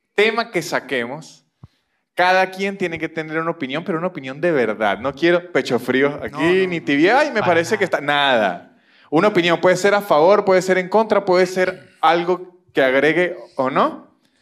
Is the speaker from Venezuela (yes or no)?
yes; Venezuela; now in Argentina; soy venezolano